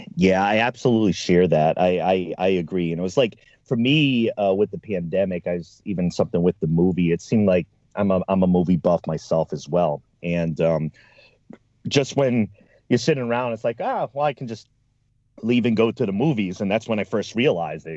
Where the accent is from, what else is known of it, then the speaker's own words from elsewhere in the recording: East Coast, United States; now in Oregon, United States; I'm from the East Coast